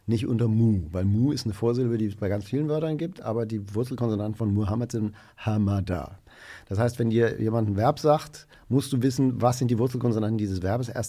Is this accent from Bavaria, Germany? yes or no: yes; Würzburg, Bavaria, Germany; Genau, das ist in Nordbayern. Also die, die Bayern würden sagen, das ist nicht in Bayern, sondern in Franken. Und die Würzburger würden wahrscheinlich auch sagen, es war Unterfranken.